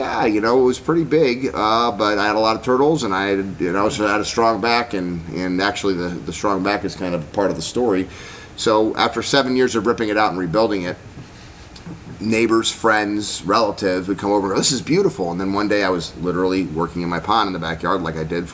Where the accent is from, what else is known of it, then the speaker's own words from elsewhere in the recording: Medford Lakes, New Jersey, United States; I grew up on a lake, and there was 1,300 people in the town of Medford Lakes that I grew up